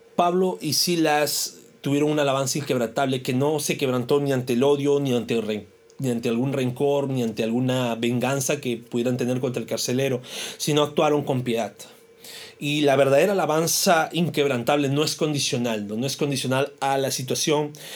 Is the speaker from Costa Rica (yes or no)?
no; Peru; como peruanos